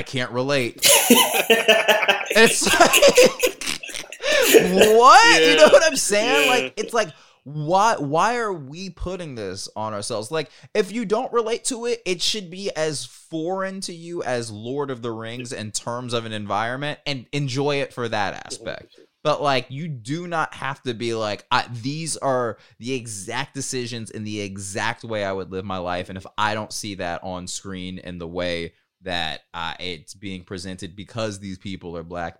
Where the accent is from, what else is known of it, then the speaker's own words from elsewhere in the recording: Marietta, Georgia, United States; I'm from Marietta, Georgia